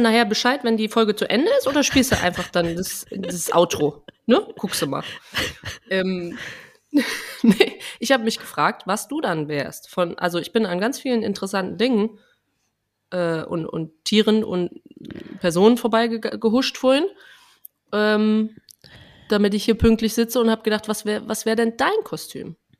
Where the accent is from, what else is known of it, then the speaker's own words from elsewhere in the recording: Trier, Rhineland-Palatinate, Germany; Bei uns im, in Trier sagt man Fastnacht